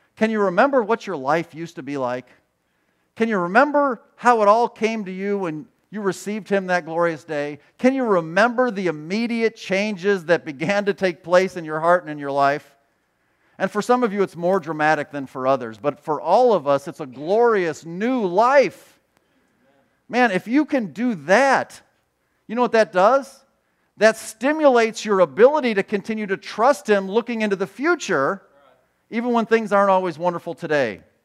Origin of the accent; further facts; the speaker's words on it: Chicago, Illinois, United States; I grew up in Chicago